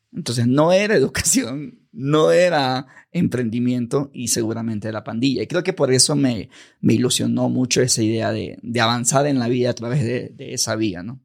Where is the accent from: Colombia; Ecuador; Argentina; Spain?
Ecuador; de pequeño, barrio marginal, yo soy ecuatoriano